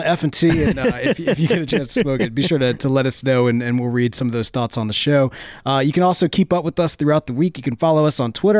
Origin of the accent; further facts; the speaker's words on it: Mississippi, United States; We're from Mississippi